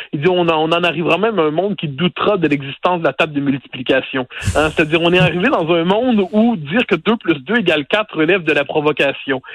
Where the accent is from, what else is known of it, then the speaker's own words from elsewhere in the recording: Quebec, Canada; on est passé de Français à Canadiens, à Canadiens français, à Québécois